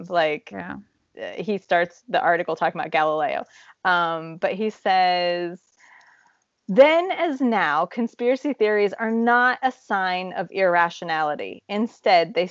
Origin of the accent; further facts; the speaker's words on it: Midwest, United States; moved away as an adult; now in Czech Republic; We grew up in the Midwest